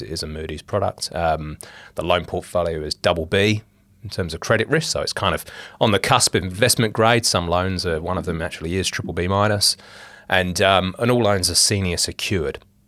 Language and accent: English; England, United Kingdom; moved away as an adult; now in Australia; I'm English. I'm a Pom.